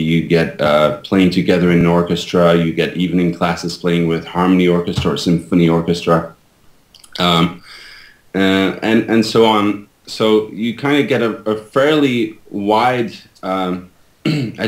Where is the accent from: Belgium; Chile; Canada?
Belgium; moved away as an adult; now in United States; I was born and raised in Belgium, and I moved to the United States when I was 27 years old.